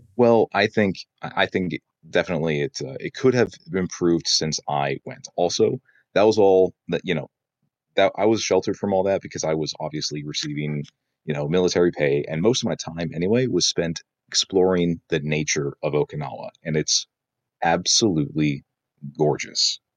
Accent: South Dakota, United States; also born or lived in Japan; now in Michigan, United States; I'm moving back to my home state of South Dakota

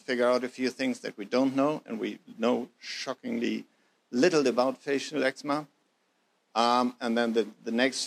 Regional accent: Germany; moved away as an adult; now in New Zealand; I'm German by birth, as you probably have heard by now, but Kiwi by heart

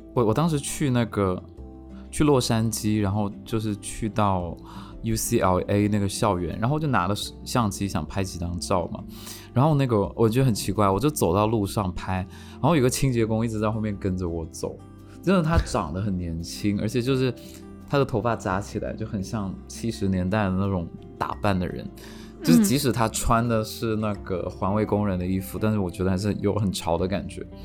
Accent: China; 我是中国人

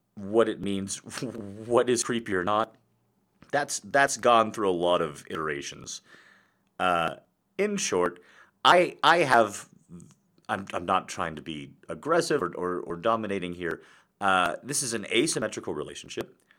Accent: United States; when you're an American

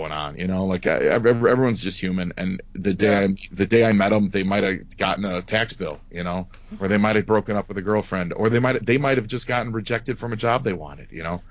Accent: Chicago, Illinois, United States; moved away as an adult; now in Los Angeles, United States; I've been out here in LA for like 5 years. I'm from Chicago

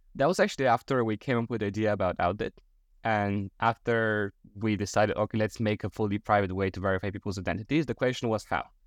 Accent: Bulgaria; moved away; back in my home country, Bulgaria

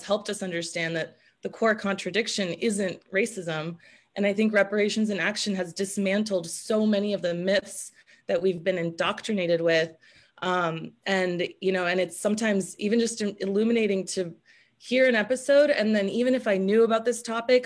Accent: Seattle, Washington, United States; also born or lived in Romania; I grew up in the Seattle area after immigrating here from Romania at 5.

